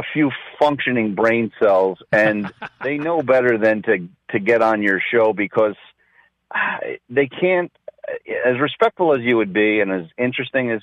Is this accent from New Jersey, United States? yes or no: yes; New Jersey, United States; now in Chicago, United States; I am originally from New Jersey. I am in Chicago.